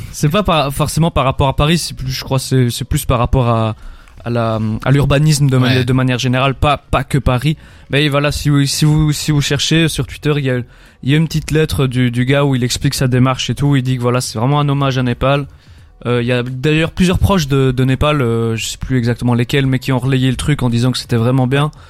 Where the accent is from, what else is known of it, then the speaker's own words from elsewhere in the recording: Belgium; on est belge